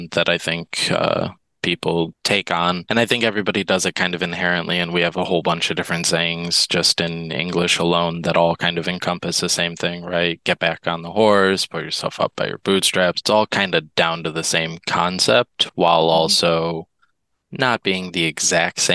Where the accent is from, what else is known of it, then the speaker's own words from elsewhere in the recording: Midwest, United States; I grew up in the Midwest